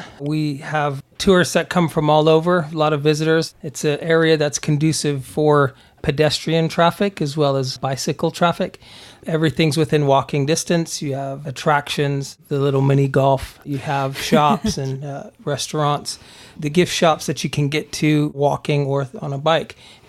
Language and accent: English; Germany; also born or lived in Texas, United States / Pennsylvania, United States; But I was born in Texas and raised in Germany.